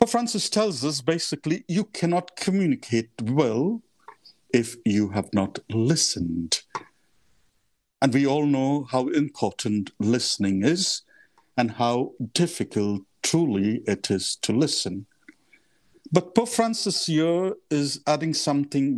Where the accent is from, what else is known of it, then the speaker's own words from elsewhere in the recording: Mumbai, Maharashtra, India; moved away as an adult; also born or lived in Mozambique / Kenya / Rome; I come from India, from the city of Mumbai. So I was born and brought up in the heart of the city.